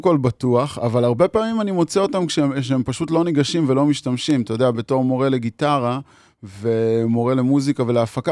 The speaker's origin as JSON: {"language": "Hebrew", "town": "Magal", "region": "Haifa District", "country": "Israel", "tie": "born or raised there", "said": "אני קיבוצניק מקיבוץ מגל, ואת רוב השנים הצעירות שלי העברתי עם החברים במקלט"}